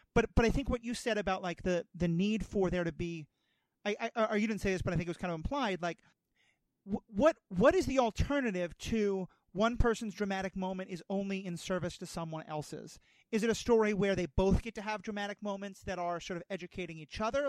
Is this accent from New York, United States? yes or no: yes; New York City, New York, United States; moved away; I grew up in New York City. I used to live there